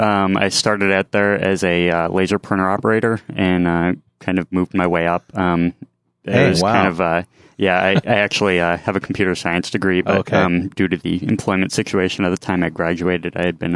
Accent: Lewisburg, Pennsylvania, United States; I'm originally from Pennsylvania. I move all over the place

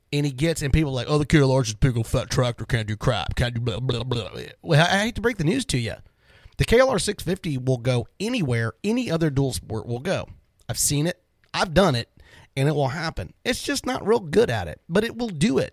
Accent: Florida, United States; now in Dallas-Fort Worth, United States; I grew up in Florida

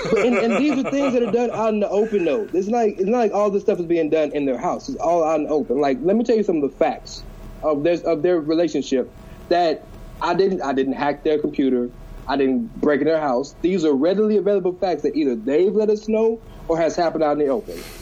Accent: Houston, Texas, United States; I'm from Houston

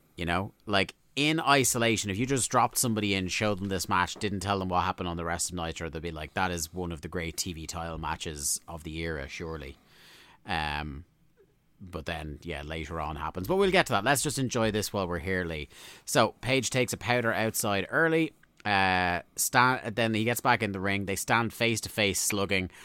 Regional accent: Ireland; we're Irish

